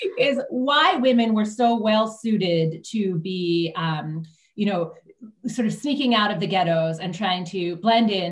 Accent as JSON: {"language": "English", "country": "United States", "also_born_or_lived": "Israel", "said": "as an American, youth movements were very new to me, actually until I lived in Israel for a while"}